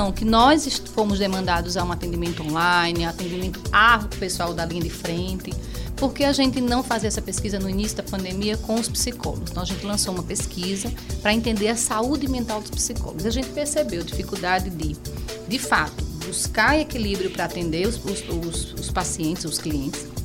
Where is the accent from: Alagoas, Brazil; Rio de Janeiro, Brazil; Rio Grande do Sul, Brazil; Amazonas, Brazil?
Alagoas, Brazil; Penedo; eu sou alagoana, mas penedense com muito orgulho, viu?